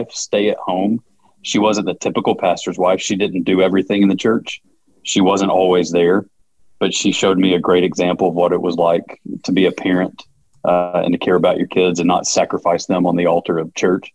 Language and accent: English; Georgia, United States; accent: Southern; I grew up in the South as well. You can hear with the accent. I grew up in Georgia.